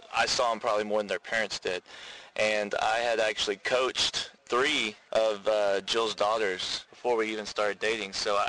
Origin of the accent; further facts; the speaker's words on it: Fort Worth, Texas, United States; We're from Fort Worth, Texas.